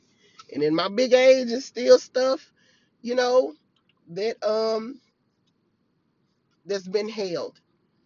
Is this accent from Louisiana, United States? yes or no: yes; Farmerville, Louisiana, United States; I was back in my hometown, and I'm in this house. I have been just going up and down the hills, up and down the hills of my hometown. And if you know, I'm from Farmerville, Louisiana